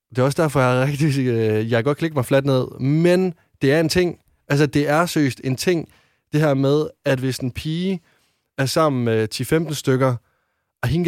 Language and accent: Danish; West Jutland, Denmark; nu kommer jeg fra Vestjylland og er en øh, dreng